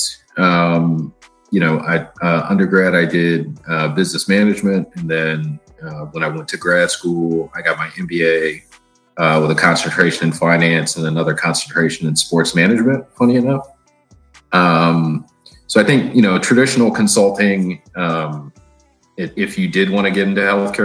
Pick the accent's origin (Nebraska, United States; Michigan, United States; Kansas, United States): Michigan, United States; also born or lived in California / Washington DC metropolitan area (DMV) / East Coast; now in Boston, United States; born in California, raised in Michigan